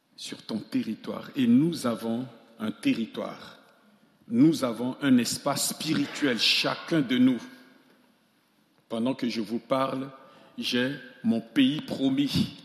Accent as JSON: {"language": "French", "country": "Central African Republic", "also_born_or_lived": "Grenoble, France", "moved": "as an adult", "said": "chez moi en Centrafrique"}